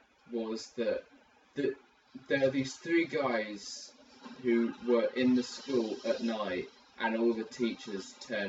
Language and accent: English; United Kingdom; I'm British. No, I'm United Kingdom-ish.